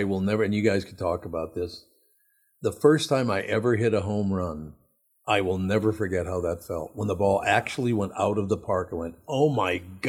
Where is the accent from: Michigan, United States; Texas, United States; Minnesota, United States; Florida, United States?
Minnesota, United States; It's a huge part of me being a Minnesotan. I love the Minnesota Twins.